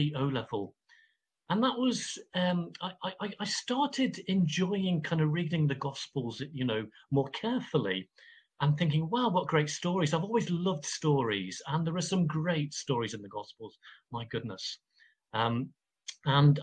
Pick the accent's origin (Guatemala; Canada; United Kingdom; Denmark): United Kingdom; Coventry, West Midlands; I grew up in Coventry. I had Irish parents.